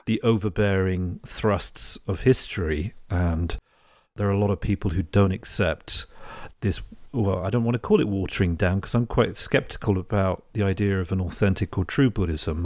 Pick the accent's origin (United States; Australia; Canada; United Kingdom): United Kingdom; England; moved away as an adult; now in Italy; I'm English, right? So I grew up in England